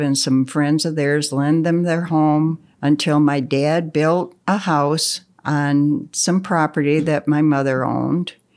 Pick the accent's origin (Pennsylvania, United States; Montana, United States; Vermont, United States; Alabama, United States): Pennsylvania, United States; Russell; also born or lived in Cable Hollow, Pennsylvania; I grew up in Russell